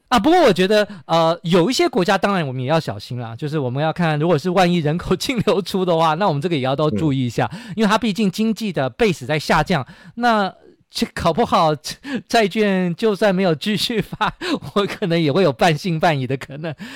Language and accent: Chinese; Taiwan; 而且我们台湾人每次都在